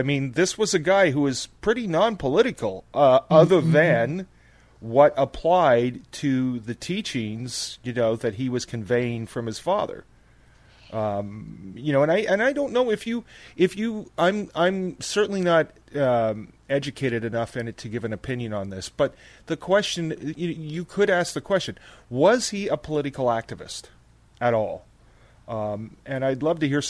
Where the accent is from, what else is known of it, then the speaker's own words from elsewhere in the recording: Ottawa, Ontario, Canada; I grew up in Ottawa